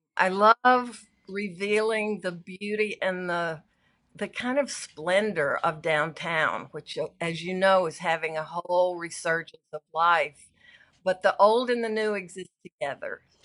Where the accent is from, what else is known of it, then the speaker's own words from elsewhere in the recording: Arkansas, United States; also born or lived in San Francisco; now in Los Angeles, United States; I grew up in a little farming town in Arkansas